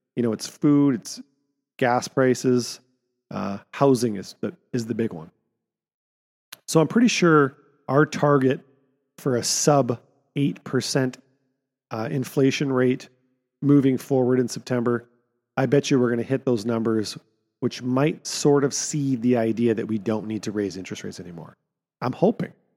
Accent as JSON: {"language": "English", "town": "Kamloops", "region": "British Columbia", "country": "Canada", "tie": "born or raised there", "said": "my hometown, Barnhartville"}